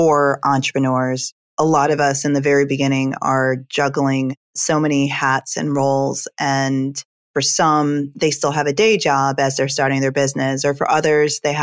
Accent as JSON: {"language": "English", "country": "Jamaica", "moved": "yes", "said": "I'm originally from Jamaica"}